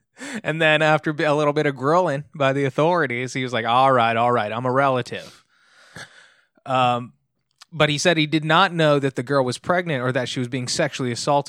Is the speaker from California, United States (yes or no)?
yes; Long Beach, California, United States; born and raised in Long Beach.